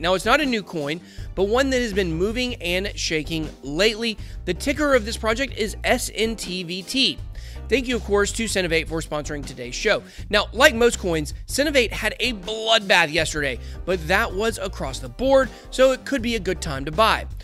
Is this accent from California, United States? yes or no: no; Atlanta, Georgia, United States; I'm from Atlanta